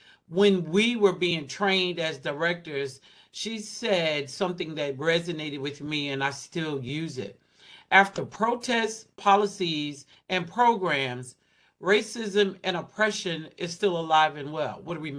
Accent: Southwest, United States; but you live in the Northeast and I was raised in the Southwest.

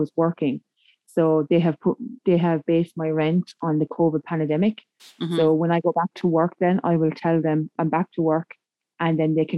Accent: Limerick, Munster, Ireland; moved away; also born or lived in Carlow; I'm originally from Limerick

